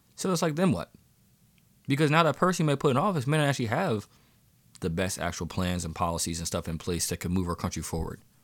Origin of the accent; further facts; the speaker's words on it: Pennsylvania, United States; here in my home state of Pennsylvania